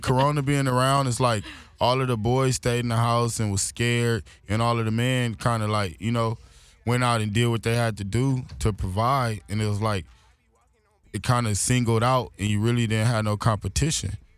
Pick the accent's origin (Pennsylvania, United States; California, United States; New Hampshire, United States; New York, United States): California, United States; Los Angeles; being young, growing up in Watts